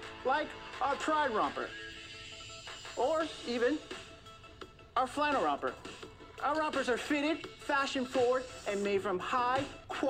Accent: Santa Clarita, California, United States; I'm from Santa Clarita, California.

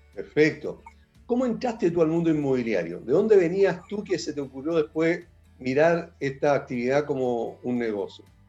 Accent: La Serena, Coquimbo, Chile; born or raised there; moved away

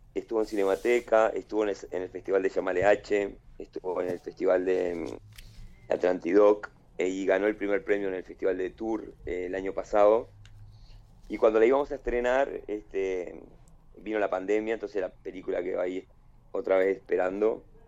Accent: Balneario Solís, Maldonado, Uruguay; also born or lived in Piriápolis; yo hice todo el liceo en Piriápolis, este, yo me crié en Balneario Solís

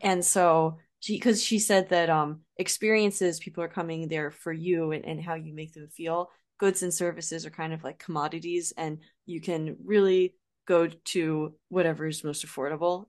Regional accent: United States; accent: American; as an American, you don't go very long without hearing your own accent

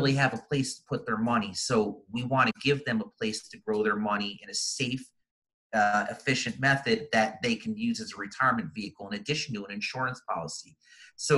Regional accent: East Coast, United States; moved away as an adult; now in Arizona, United States; Growing up, I grew up on the East Coast, and I moved out to Arizona about 15, 20 years ago now.

